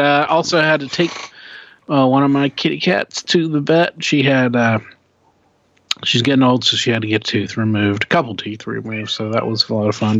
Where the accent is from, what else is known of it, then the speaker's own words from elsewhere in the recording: Oklahoma, United States; we're we're we're from Oklahoma.